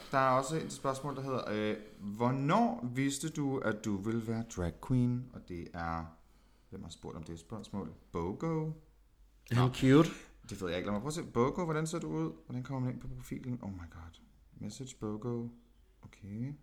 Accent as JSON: {"language": "Danish", "town": "Aalborg", "region": "North Denmark Region", "country": "Denmark", "tie": "born or raised there", "said": "jeg er født og opvokset i Aalborg"}